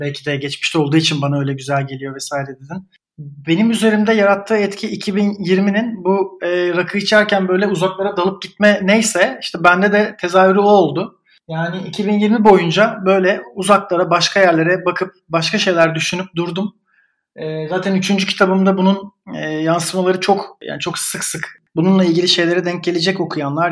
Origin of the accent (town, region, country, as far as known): Istanbul, Turkey; born or raised there; moved away as an adult; also born or lived in Italy; now in Berlin, Germany